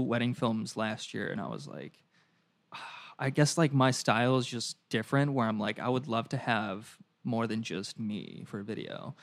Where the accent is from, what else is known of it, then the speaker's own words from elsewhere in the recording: Toledo, Ohio, United States; I grew up in Toledo